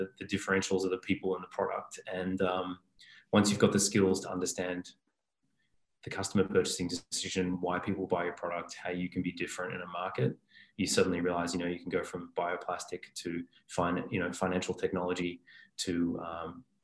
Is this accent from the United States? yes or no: no; Melbourne, Victoria, Australia; I'm Australian. I grew up in Melbourne